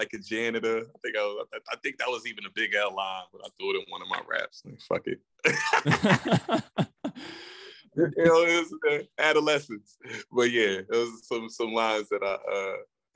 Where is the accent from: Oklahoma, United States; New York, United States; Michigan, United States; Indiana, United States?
New York, United States; New York City; now in Arizona, United States; I'm from Queens originally. It's a fact. Woodside